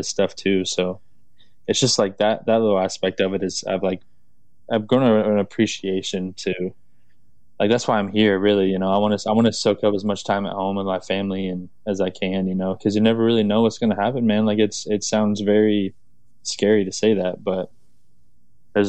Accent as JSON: {"language": "English", "region": "Florida", "country": "United States", "said": "I'm from Florida, man. Like my family is super Southern, like very Southern background"}